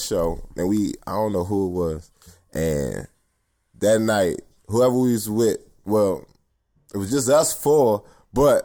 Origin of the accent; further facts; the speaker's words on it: United States; I'm American. I'm from, you know what I'm saying? Down the street